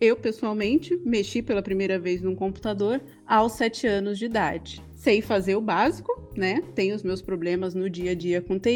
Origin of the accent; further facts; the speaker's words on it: Guarulhos, São Paulo, Brazil; eu sou de Guarulhos e eu sou uma ignorante digital, praticamente.